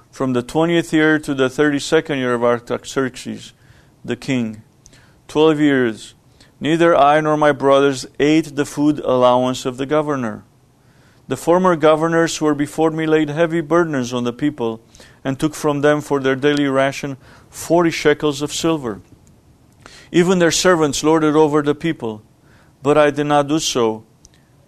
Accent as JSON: {"language": "English", "country": "Romania", "tie": "born or raised there", "moved": "yes", "said": "Growing up in Romania was a poor country, socialist country led by a communist government. And we lived in poverty."}